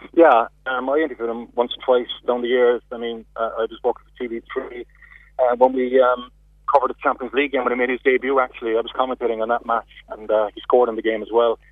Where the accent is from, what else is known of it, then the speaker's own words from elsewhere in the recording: Cork, Munster, Ireland; accent: Cork; my Cork accent